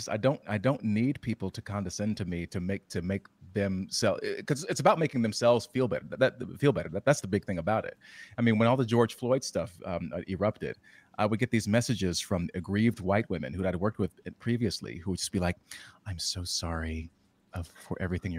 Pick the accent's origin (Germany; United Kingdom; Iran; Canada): Germany; born there; also born or lived in Western Europe; I was born in Germany and I've spent a lot of my formative years in Western Europe.